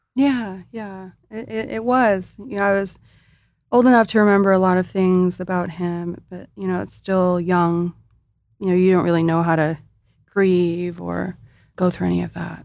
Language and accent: English; Imperial Beach, California, United States; I started off in Imperial Beach